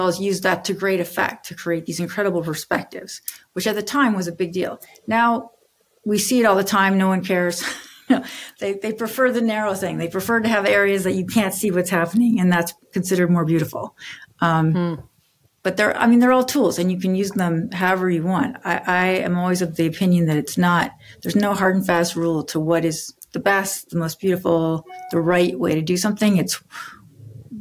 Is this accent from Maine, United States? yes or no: yes; Maine, United States; I'm from Maine originally